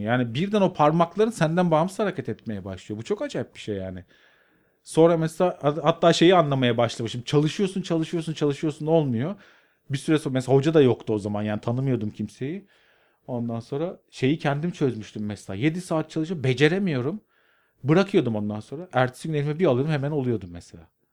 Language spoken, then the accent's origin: Turkish; Karadeniz Ereğli, Zonguldak, Turkey; moved away as an adult; also born or lived in Arhavi, Artvin; now in Istanbul, Turkey; ben Karadeniz Ereğli'de büyüdüm